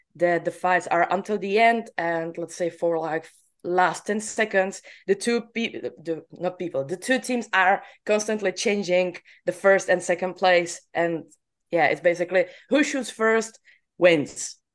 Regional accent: Czechia; I'm from Czech Republic

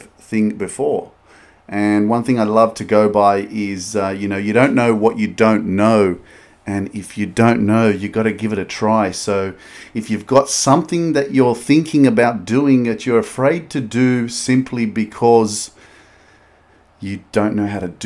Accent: Sydney, New South Wales, Australia; also born or lived in Newcastle, Australia; I grew up in Sydney, Australia. I grew up in a suburb called Lakemba

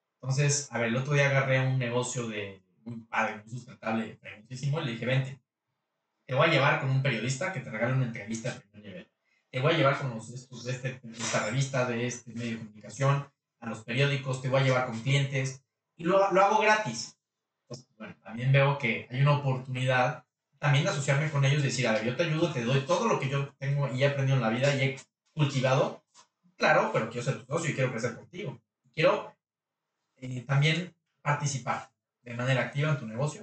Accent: Mexico; los mexicanos somos, los latinos somos muy emocionales

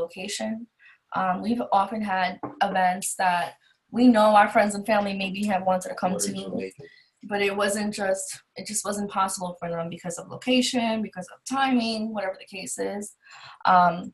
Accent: New York City, New York, United States; we're both from Queens, New York

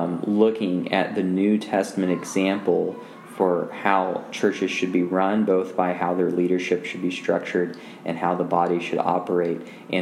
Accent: Kansas City, Missouri, United States; moved away as an adult; also born or lived in Maryville; now in St. Joseph, United States; since we grew up in Kansas City.

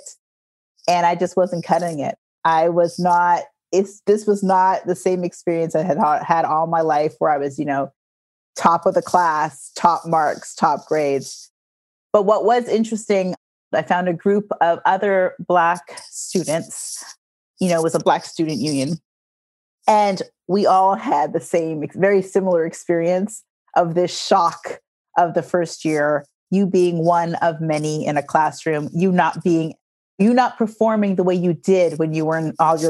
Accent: Toronto, Ontario, Canada; I was born and raised in Toronto, Canada.

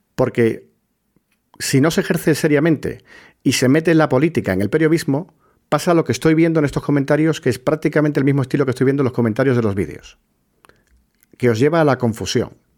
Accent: Puerto Real, Andalusia, Spain; moved away; cuando fui era pequeño, en mi pueblo, en Puerto Real, en la Bahía de Cádiz

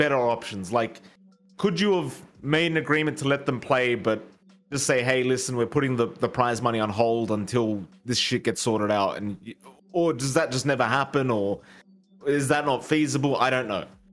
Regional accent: Australia; I was born in Australian, in Australia

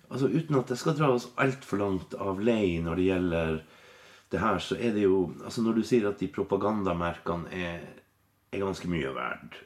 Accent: Finnmark, Norway; i Finnmark, der jeg er fra

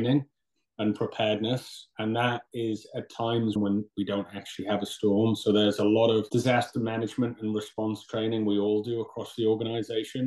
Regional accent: Newcastle upon Tyne, North East England, United Kingdom; moved away as an adult; also born or lived in London / Syracuse; now in New York, United States; I'm originally from Newcastle, England, in the Northeast

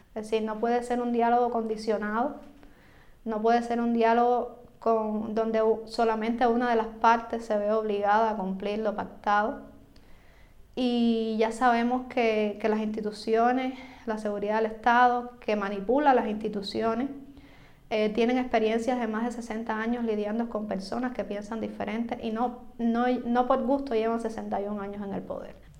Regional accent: Cuba; yo como periodista, como cubana

